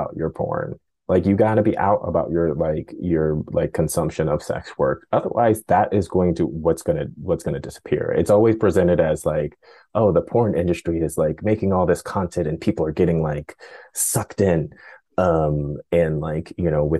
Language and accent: English; Oakland, California, United States; I grew up in Oakland